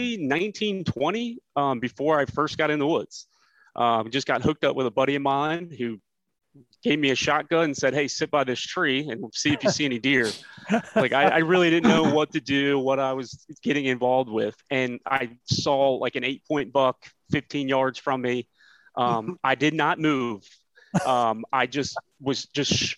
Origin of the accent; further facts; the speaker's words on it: Manassas, Virginia, United States; moved away as an adult; now in Melbourne, Florida, United States; born and raised in Manassas